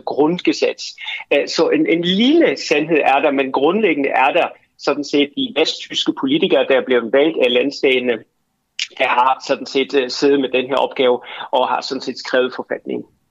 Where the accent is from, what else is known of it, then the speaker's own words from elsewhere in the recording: Germany; jeg som tysker